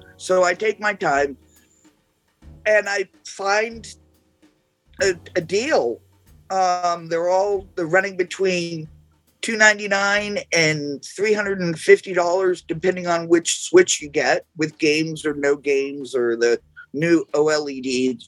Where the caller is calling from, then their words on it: Woonsocket, Rhode Island, United States; I'm coming from Woonsocket, Rhode Island.